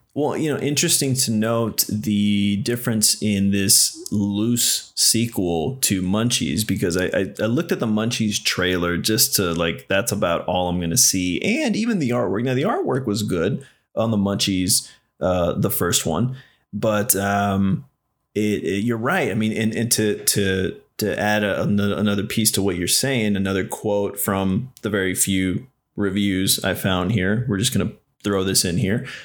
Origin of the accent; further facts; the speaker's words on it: Nashville, Tennessee, United States; also born or lived in Texas; I was raised there, born in Texas, but I was raised in Nashville.